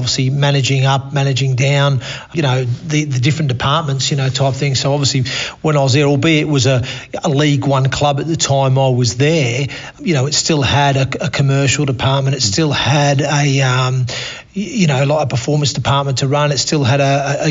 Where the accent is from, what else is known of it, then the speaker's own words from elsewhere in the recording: Australia; accent: Australian; moved away as an adult; also born or lived in Torquay, Devon, England / United Kingdom; now in York, United Kingdom; with an Australian accent now as well. Yeah, look, obviously, originally born in Torquay in Devon. Mum and Dad decided at the time when I was 8 to emigrate to Australia.